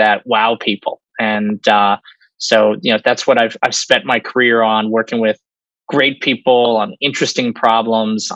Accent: New York City, New York, United States; also born or lived in Austin, Texas; I'm a born and raised New Yorker. I grew up on Washington Square Park

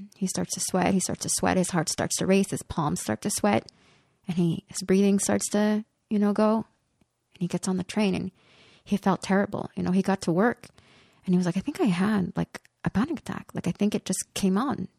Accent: Côte-des-Neiges, Quebec, Canada; I grew up in Kotinesh, and we lived when my brother and sister came to live with us, we were four children in one bedroom, and we lived in a five and a half

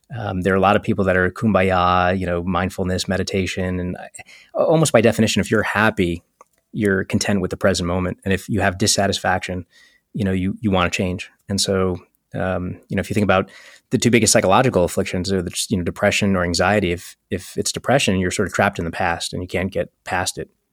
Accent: New York City, New York, United States; also born or lived in Fullerton, California; I grew up in Coney Island, Brooklyn, which is mostly black and Latino and Eastern European Jews

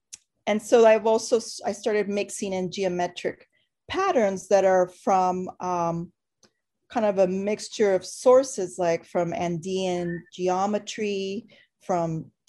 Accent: Los Angeles, California, United States; I'm an artist from Los Angeles.

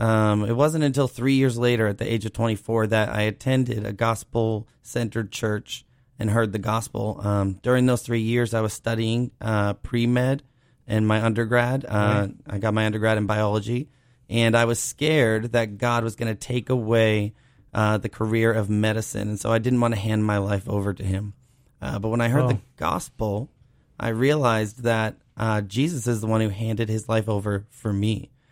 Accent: Cape Cod, Massachusetts, United States; So I'm from Cape Cod originally.

